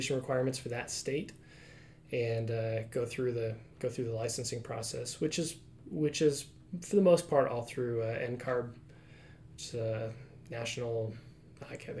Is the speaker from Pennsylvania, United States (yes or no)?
no; Washington, United States; moved away as an adult; also born or lived in Utah; I'm from Washington